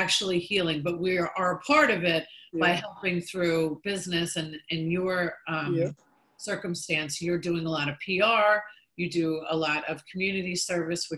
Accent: New York, United States; now in Tampa Bay, United States; I'm a New Yorker

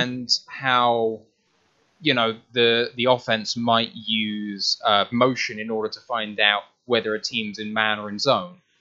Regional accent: United Kingdom; as a Brit

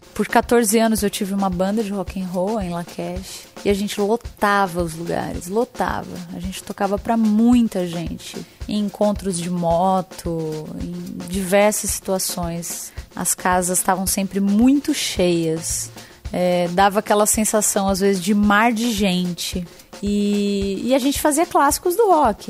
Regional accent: Brazil; eu tenho 15 anos e sou brasileira

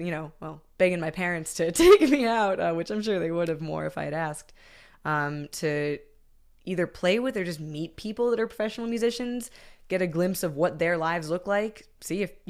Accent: Massachusetts, United States; now in Philadelphia, United States; I'm from Massachusetts originally.

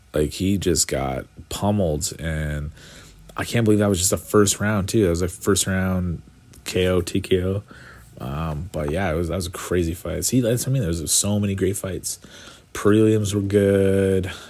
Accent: Canada; as a Canadian

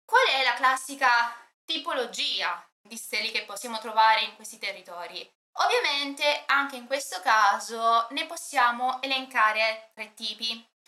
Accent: Apulia, Italy; è nata in Puglia, principalmente nei territori di cui parliamo stasera

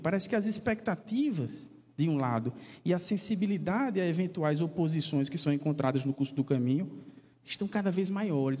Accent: Paraíba, Brazil; da minha terra natal, né, da Paraíba

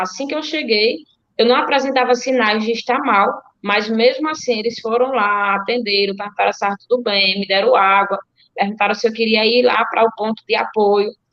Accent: Delmiro Gouveia, Alagoas, Brazil; eu sou delmirense, nasci em Delmiro, moro há 28 anos aqui em Delmiro.

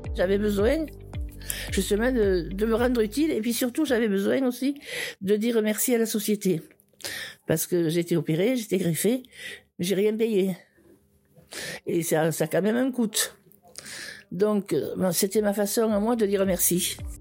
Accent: Foix, Occitania, France; also born or lived in Toulouse; je suis née à Foix il y a 74 ans

